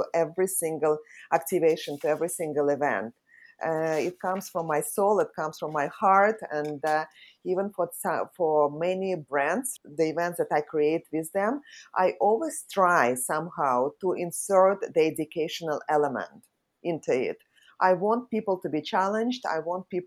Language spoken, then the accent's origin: English; Saint Petersburg, Russia; moved away as an adult; now in Singapore; I was born in St. Petersburg in Russia.